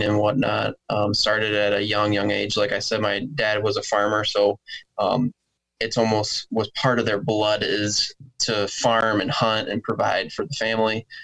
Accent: Ravenna, Michigan, United States; also born or lived in Sterling Heights, Michigan; Been born and raised in Michigan. Was born on the east side of the state in Sterling Heights, and then moved to the west side in a small town called Ravana when I was like 6 months old

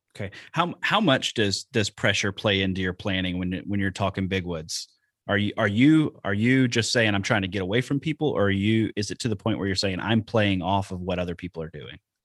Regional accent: Alabama, United States; now in Wisconsin, United States; I'm from Alabama, and that's what we did down there

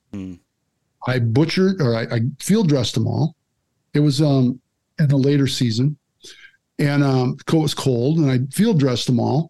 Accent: Kaz, Wisconsin, United States; I'm from Kaz

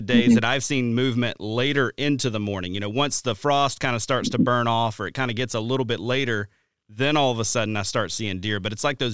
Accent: Deep South, United States; I grew up hunting in the Deep South

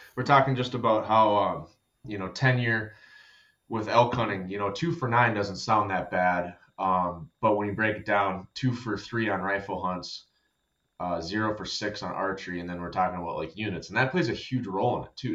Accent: Minnesota, United States; I'm from Minnesota.

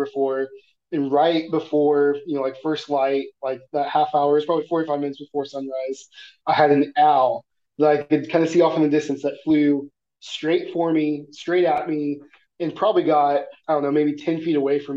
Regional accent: Missouri, United States; growing up in Missouri, you know there's foxes all over the place, but you never see them

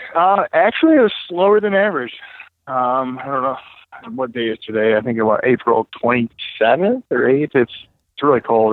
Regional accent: Waterford, Michigan, United States; I grew up in Waterford. Um, I grew up on Pontiac Lake.

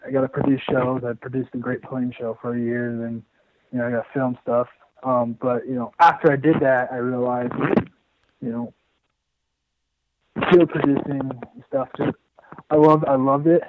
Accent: Indianola, Iowa, United States; moved away; I grew up in Iowa. I'm from, south central Iowa, south around Indianola area.

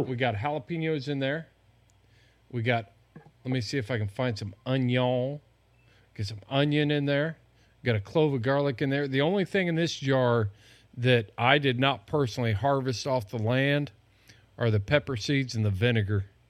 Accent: Indiana, United States; moved away; I'm, I'm from Indiana

